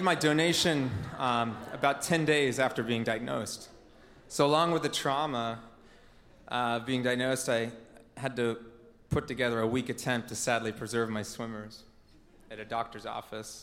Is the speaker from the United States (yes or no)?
yes; Portland, Oregon, United States; I grew up here in the Portland area, native Oregonian